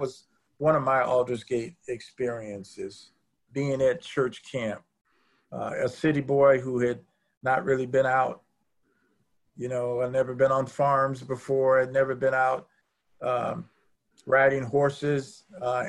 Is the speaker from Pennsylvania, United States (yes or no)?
no; Chicago, Illinois, United States; I'm originally from Chicago